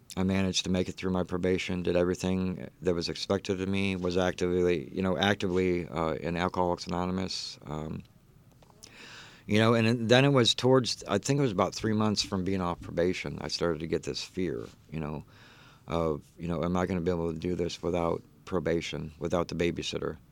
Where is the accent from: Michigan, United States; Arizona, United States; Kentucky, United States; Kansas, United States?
Michigan, United States; Detroit; moved away; also born or lived in Texas; I was actually born, um, uh, in, uh, Brightmoor, Detroit, uh, lived there